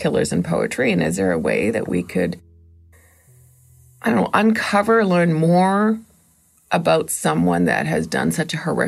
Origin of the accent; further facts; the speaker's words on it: Toronto, Ontario, Canada; I'm from the Toronto area